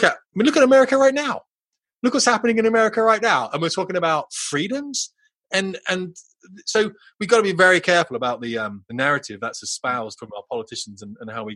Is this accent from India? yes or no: no; United Kingdom; we're very British